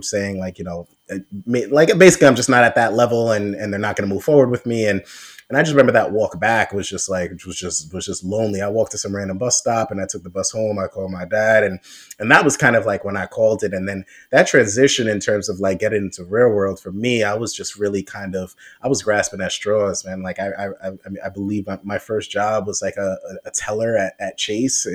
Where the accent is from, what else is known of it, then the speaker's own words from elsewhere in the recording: New York City, New York, United States; I grew up in New York City